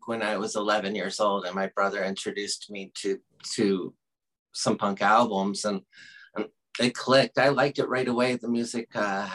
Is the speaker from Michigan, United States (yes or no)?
no; Oklahoma, United States; moved away as an adult; now in Lawrence, Kansas, United States; I grew up in Oklahoma. I spent 20 years in Oklahoma